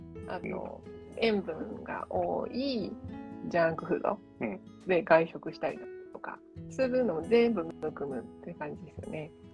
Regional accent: Kyoto, Japan; 私もね、出身京都なんですよ

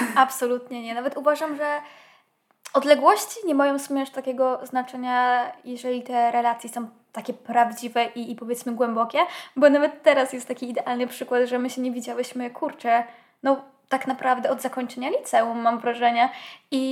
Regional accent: a village near Kraków, Lesser Poland, Poland; ja niby mieszkając na wsi to nie miałam aż tak źle, bo moja wieś to już nie jest wieś i jest oczywiście kilka, rzut beretem. Rzut beretem, dosłownie 10 minut stąd mamy znak Kraków

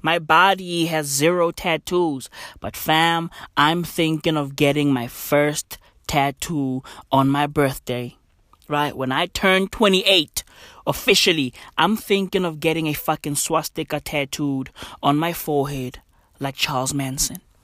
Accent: South Africa; I'm from South Africa

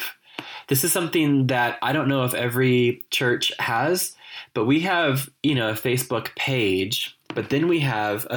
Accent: California, United States; moved away as an adult; now in Cork, Ireland; I grew up in California

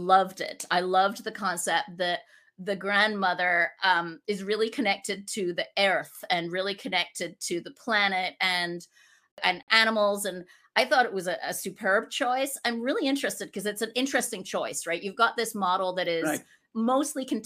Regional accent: Scotland, United Kingdom; now in United States; I'm originally from Scotland, and now I live in the States, and we're nomads

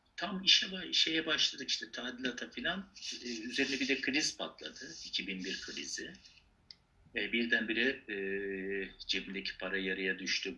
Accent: Mersin, Turkey; also born or lived in Malatya, Turkey; now in Istanbul, Turkey; Ben Malatya doğumluyum. İşte Mersin'de yetiştim.

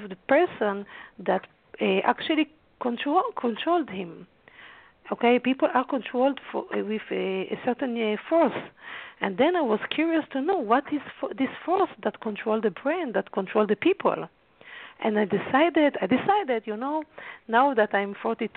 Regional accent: Haifa, Haifa District, Israel; born or raised there

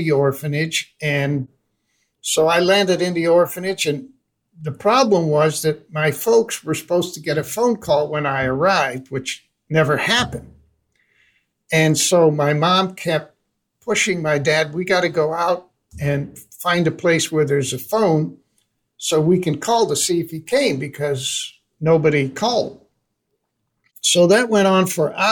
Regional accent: Amsterdam, North Holland, Netherlands; moved away; I was born in Amsterdam, Holland in 1939

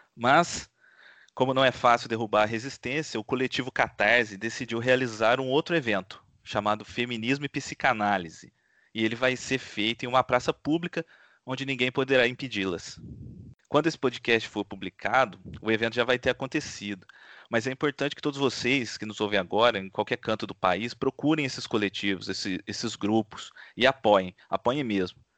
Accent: Pouso Alegre, Minas Gerais, Brazil; moved away; Apesar de não residir mais lá, eu vivi grande parte da minha vida em Pouso Alegre, no sul de Minas Gerais

